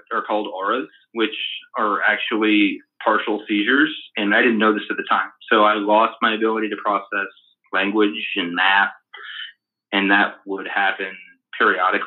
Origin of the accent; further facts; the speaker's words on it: Oregon, United States; also born or lived in Texas; I was born in Texas and then grew up in Oregon ever since 89, and then went to the University of Oregon